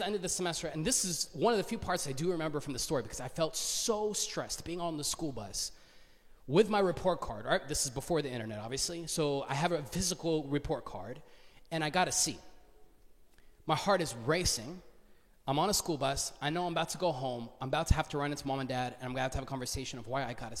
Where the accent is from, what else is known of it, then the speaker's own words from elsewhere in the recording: Duluth, Georgia, United States; I grew up in Duluth